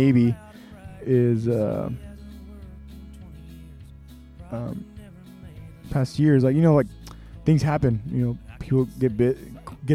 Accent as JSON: {"language": "English", "region": "Texas", "country": "United States", "said": "I'm from Texas"}